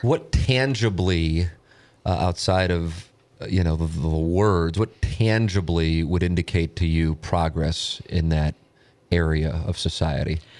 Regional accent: St. Louis, Missouri, United States; I grew up on Tam Avenue

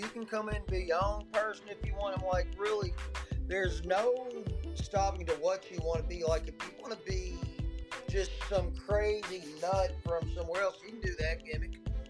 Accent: Kentucky, United States; I'm from Kentucky, my man.

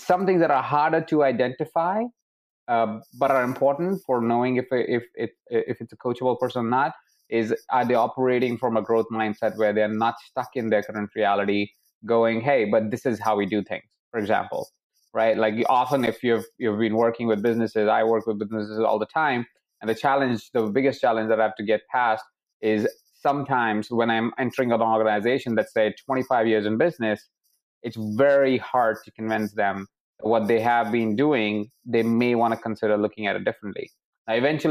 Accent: Jaipur, Rajasthan, India; I was born in Jaipur in a house of 23 people

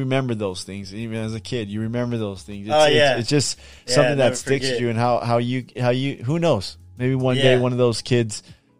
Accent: Bell, California, United States; also born or lived in Cudahy; In Bell.

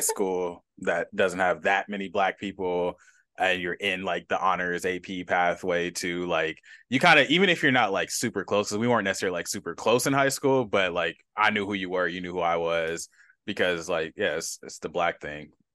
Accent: Los Angeles, California, United States; my hometown of Los Angeles

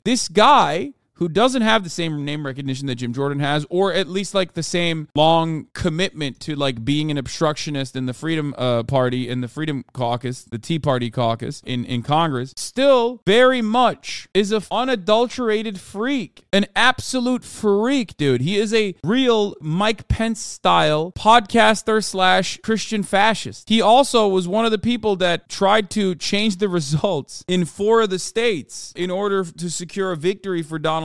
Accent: Turkey; moved away; when I was growing up in Turkey

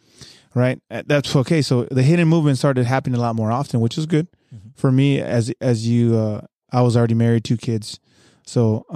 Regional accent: San Diego, California, United States; The way I grew up in San Diego, I'm sure you grew up the same way.

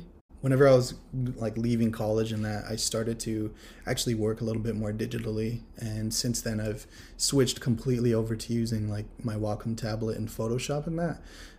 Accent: Akwesasne, New York, United States; I am of the Akwesasne Mohawk Nation. I was raised in Akwesasne, and I'm a big ol' nerdy artist, big ol' native nerd over here.

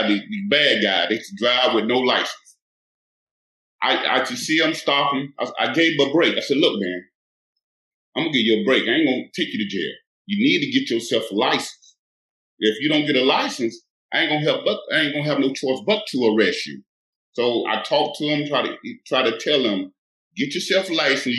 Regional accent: Perry, Florida, United States; moved away; I'm from Perry, Florida, a small country town up in the Tallahassee

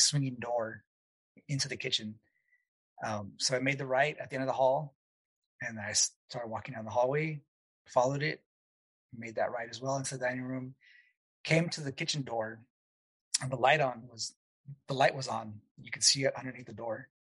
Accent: El Paso, Texas, United States; moved away; I'm from El Paso originally, way West Texas

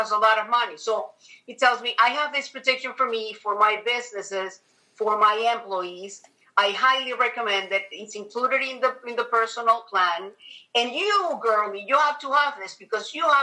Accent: Venezuela; moved away as an adult; now in United States; I'm originally from Venezuela, South America

